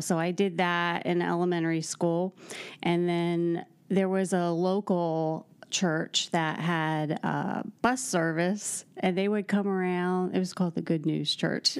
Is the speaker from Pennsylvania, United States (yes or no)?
yes; Chambersburg, Pennsylvania, United States; moved away as an adult; also born or lived in Columbus, Ohio / Atlanta, Georgia / Greenville, South Carolina; now in West Lafayette, United States; I'm from Chambersburg, Pennsylvania